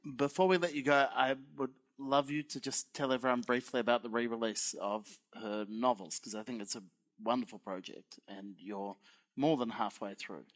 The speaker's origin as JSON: {"language": "English", "country": "Australia", "said": "I'm Australian"}